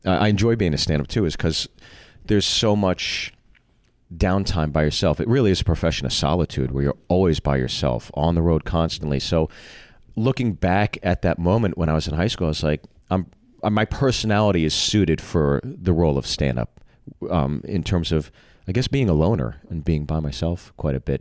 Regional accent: Pittsburgh, Pennsylvania, United States; also born or lived in Freehold, New Jersey; So I've always considered Pittsburgh my hometown.

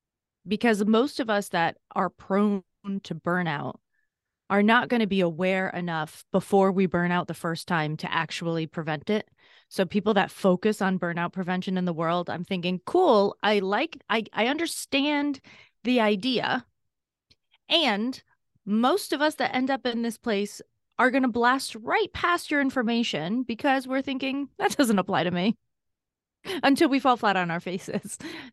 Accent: Massachusetts, United States; I grew up in Massachusetts, and I said I had a significantly difficult childhood, especially when I was younger.

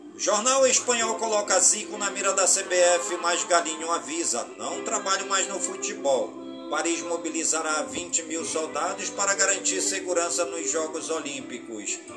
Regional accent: Careiro da Várzea, Amazonas, Brazil; em todas as comunidades do Careiro da Vaz, minha cidade natal

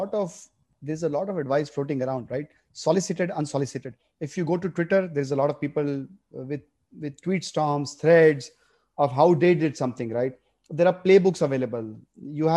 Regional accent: Ahmedabad, Gujarat, India; moved away; also born or lived in Bombay / United States; I grew up in Ahmedabad

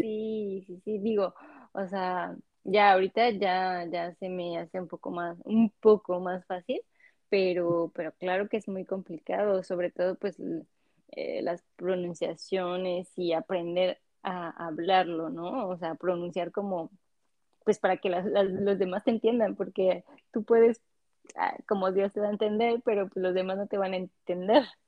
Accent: Mexico; moved away as an adult; now in France; vengo de México, soy mexicana

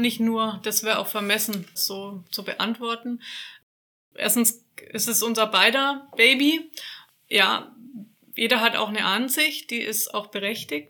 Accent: Nuremberg, Bavaria, Germany; also born or lived in Franconian Lake District; Ich bin Nürnbergerin, bin quasi nicht so allzu weit von meiner Heimat hier entfernt

